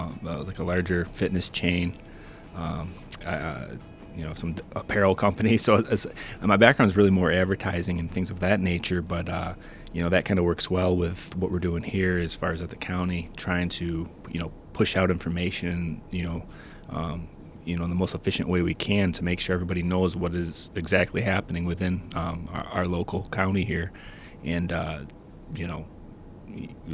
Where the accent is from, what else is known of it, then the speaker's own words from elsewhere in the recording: Canastota, New York, United States; moved away as an adult; also born or lived in New Hampshire; I'm from Canastota originally and still in the area now